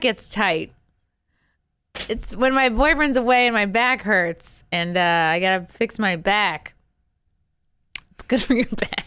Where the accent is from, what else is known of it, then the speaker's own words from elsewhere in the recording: Rockville Centre, New York, United States; moved away; my grandmother lived in Oceanside. We lived in Rockville Center, very close. And it just, every summer, we were pool rats.